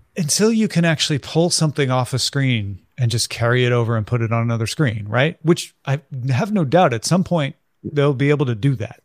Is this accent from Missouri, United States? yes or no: yes; near Saint Louis, Missouri, United States; a part of growing up near Saint Louis